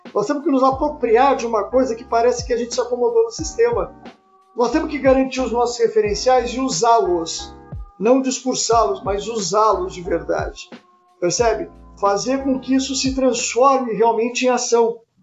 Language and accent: Portuguese; Pelotas, Rio Grande do Sul, Brazil; now in Porto Alegre, Brazil; Eu sou de Pelotas e trabalho aqui